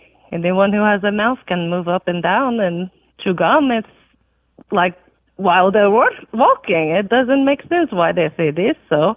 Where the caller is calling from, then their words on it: Huntsville, Alabama, United States; I am calling from Huntsville, Alabama.